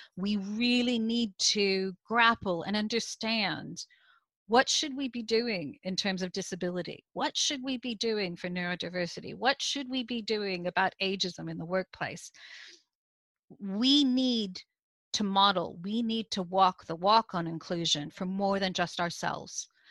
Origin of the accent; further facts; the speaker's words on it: United States; now in United Kingdom; you can hear from my accent. I'm originally from the US, I now live in the UK